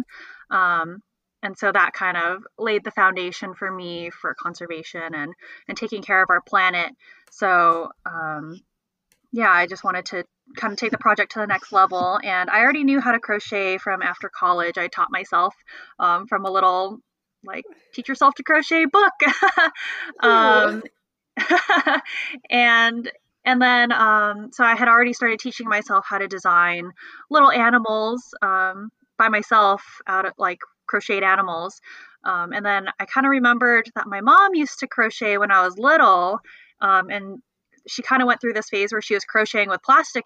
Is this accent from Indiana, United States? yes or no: no; California, United States; also born or lived in Los Angeles; I'm from California